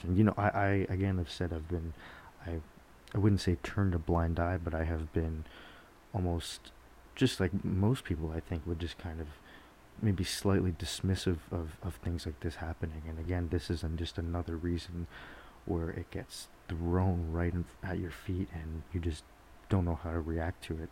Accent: Georgetown, Ontario, Canada; moved away; back in my hometown in Georgetown

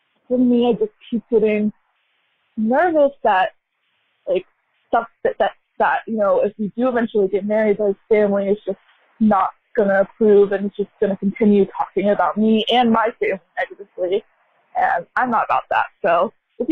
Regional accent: United States; I'm American, born and raised here

